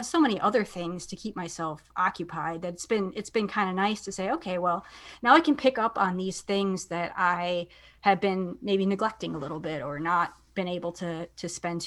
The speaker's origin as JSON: {"language": "English", "area": "outside of the Milwaukee area", "region": "Wisconsin", "country": "United States", "tie": "born or raised there", "said": "I grew up outside of the Milwaukee area"}